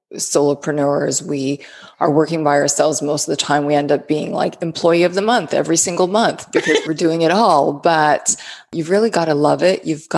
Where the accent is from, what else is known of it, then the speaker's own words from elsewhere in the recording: Canada; moved away as an adult; now in United States; I moved here from Canada about 16 years ago to live in the South and enjoy the warmer weather